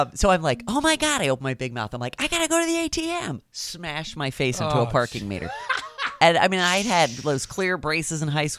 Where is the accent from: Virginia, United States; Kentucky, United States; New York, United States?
Virginia, United States; Northern; also born or lived in Morgantown, West Virginia; I grew up in Northern Virginia, like I said, so I went to West Springfield High School